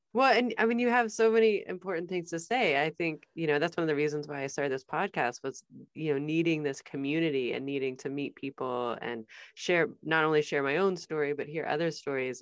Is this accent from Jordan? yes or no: no; Midwest, United States; I'm from the Midwest.